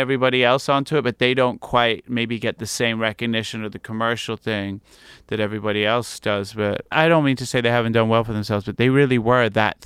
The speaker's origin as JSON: {"language": "English", "country": "United States", "tie": "born or raised there", "also_born_or_lived": "England", "said": "I kind of spent most of my life really growing up in America."}